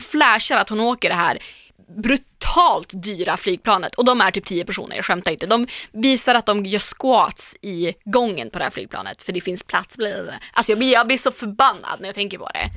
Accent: Umeå, Västerbotten County, Sweden; now in Stockholm, Sweden; Jag är också från Norrland

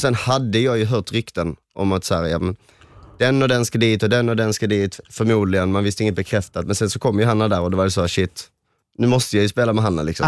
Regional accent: Helsingborg, Skåne, Sweden; jag, Johan och Adam, vi är ju från Helsingborg

